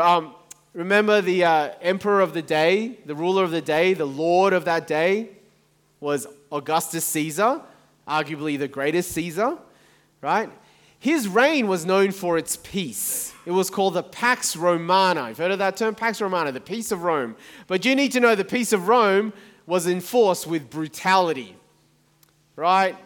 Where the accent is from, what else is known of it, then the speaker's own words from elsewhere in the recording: Taiwan; moved away; I was born in Taiwan, my family are from Taiwan